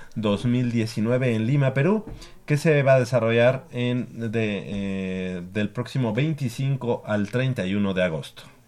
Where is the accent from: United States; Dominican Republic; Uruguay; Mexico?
Mexico; Mexico City; tanto Manolo como yo, que somos del norte